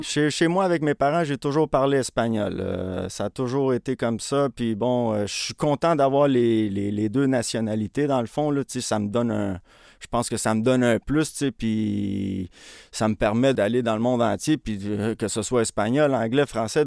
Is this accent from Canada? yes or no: yes; Montreal, Quebec, Canada; je suis né à Montréal. Euh, j'ai un frère jumeau. Je suis né dans le quartier à Montréal-Saint-Michel